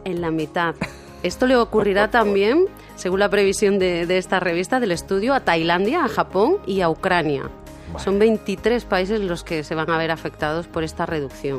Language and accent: Spanish; Cádiz, Andalusia, Spain; also born or lived in Seville; now in Madrid, Spain; soy sevillana y criada en Cádiz.